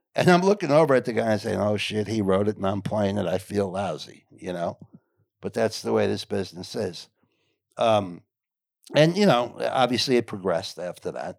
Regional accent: Englewood, New Jersey, United States; I grew up in Englewood, New Jersey, which is Northern New Jersey

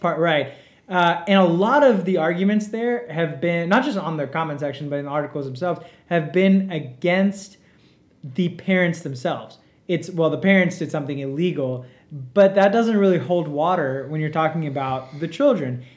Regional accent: Mississippi, United States; also born or lived in India / Georgia; I've grown up in Mississippi

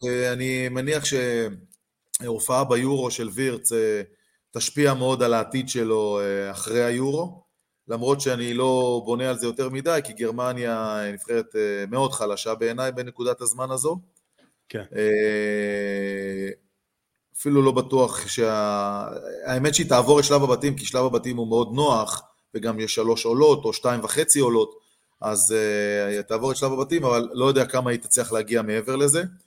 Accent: Beersheba, Southern District, Israel; אני גדלתי בבאר שבע

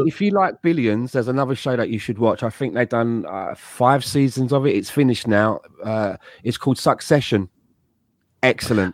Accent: London, United Kingdom; also born or lived in Madeira; now in Canada; a kid who's from Peckham.

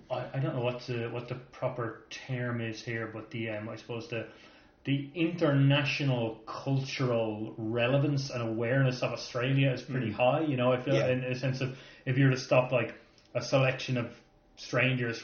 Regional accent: Ireland; as Irish people

